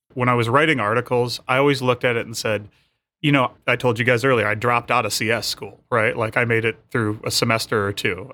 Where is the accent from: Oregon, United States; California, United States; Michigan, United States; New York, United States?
Michigan, United States; I'm from Michigan.